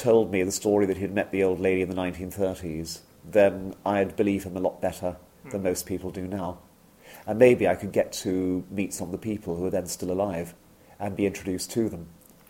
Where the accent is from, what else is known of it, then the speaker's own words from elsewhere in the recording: India; born there; I was born in India myself